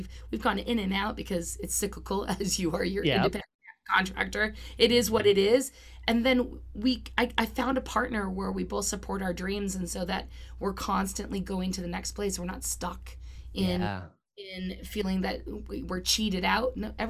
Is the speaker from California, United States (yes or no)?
yes; Los Angeles, California, United States; also born or lived in Orange County; That's right. But I feel fortunate being here. I'm an LA kid.